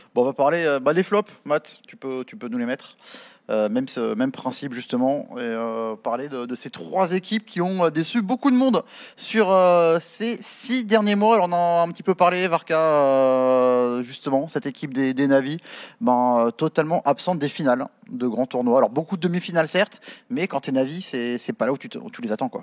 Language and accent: French; France; nous aussi en tant que Français